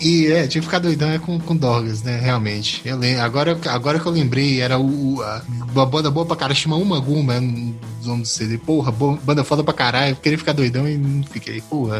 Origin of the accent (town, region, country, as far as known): Brazil